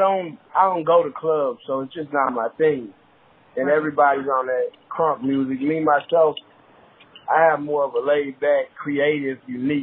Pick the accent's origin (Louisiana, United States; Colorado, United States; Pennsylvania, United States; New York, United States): Louisiana, United States; Hammond; Yeah, born and raised Hammond, Louisiana.